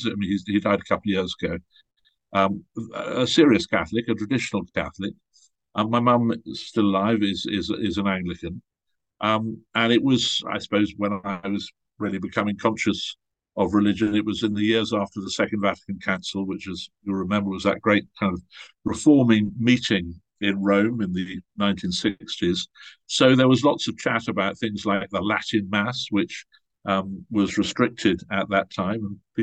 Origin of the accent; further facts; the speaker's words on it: Nigeria; born there; also born or lived in Malta / Switzerland / England / Ghana; I was born in Nigeria. My family moved all over the place. We were in Malta. We spent many years in Switzerland. And then during my teenage years, I was at boarding school in England, but we lived in Ghana, in West Africa.